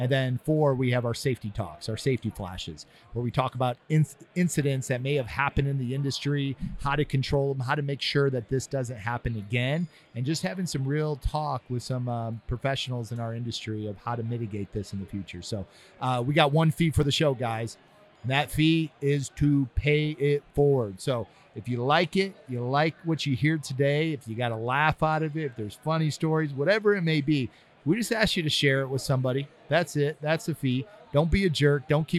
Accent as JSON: {"language": "English", "region": "Ohio", "country": "United States", "lives_now": "California, United States", "said": "I'm not from California, but I live out there. {S1} Yeah. {S0} I'm from Ohio."}